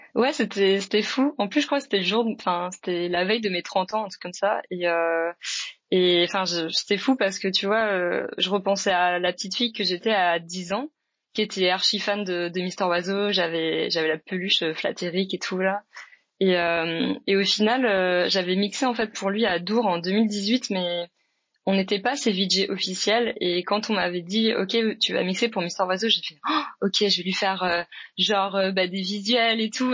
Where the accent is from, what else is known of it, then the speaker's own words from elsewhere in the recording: France; moved away as an adult; now in Montreal, Canada; je suis française, mais ça fait 10 ans que je vis au Canada et 5 ans que je suis entre Paris et Montréal maintenant